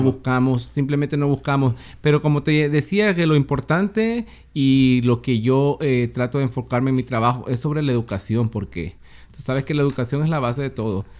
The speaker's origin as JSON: {"language": "Spanish", "country": "Honduras", "tie": "born or raised there", "also_born_or_lived": "Tacoma, Pierce County, United States", "moved": "as an adult", "lives_now": "Seattle, United States", "said": "Soy originario de Honduras"}